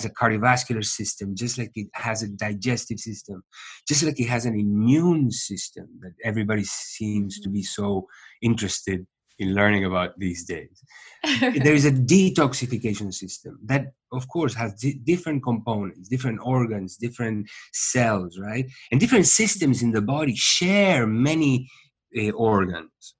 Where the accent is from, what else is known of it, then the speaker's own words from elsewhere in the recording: Uruguay; moved away as an adult; also born or lived in New York / India; I was born in Uruguay.